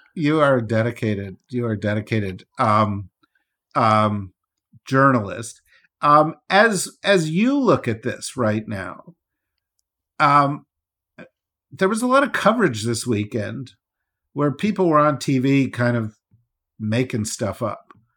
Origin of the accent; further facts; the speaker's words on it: New Jersey, United States; I'm from New Jersey